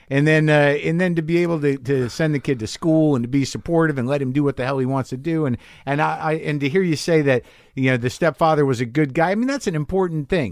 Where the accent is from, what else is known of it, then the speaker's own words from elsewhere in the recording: New Mexico, United States; I grew up in New Mexico